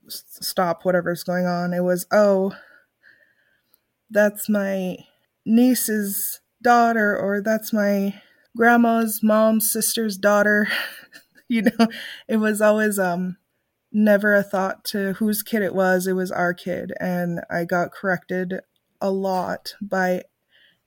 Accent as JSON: {"language": "English", "town": "Nome", "region": "Alaska", "country": "United States", "tie": "born or raised there", "said": "I am originally from Nome, Alaska"}